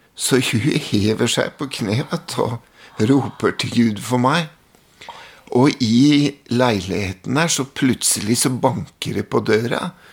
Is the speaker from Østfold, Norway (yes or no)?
no; Mjøndalen, Buskerud, Norway; Hjemme i Mjøndalen så var det sånn at det var to miljøer